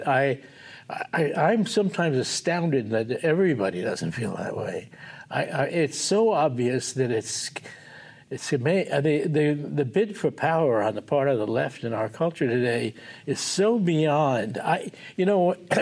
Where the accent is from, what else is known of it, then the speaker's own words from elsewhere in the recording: New York, United States; moved away; also born or lived in Los Angeles; I grew up in New York